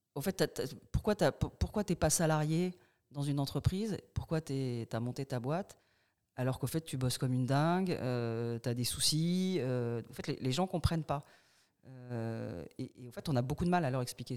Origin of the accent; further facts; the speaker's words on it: Paris, Île-de-France, France; moved away as an adult; now in Bordeaux, France; je suis parisienne au départ